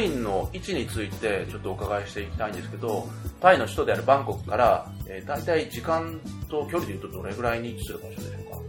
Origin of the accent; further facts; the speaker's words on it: Australia; まあ、オーストラリアから来たんですけど、日本の時期の冬なのに、この半袖短パンでいられるのは、なんか心地いいなっていうふうに感じるんですけど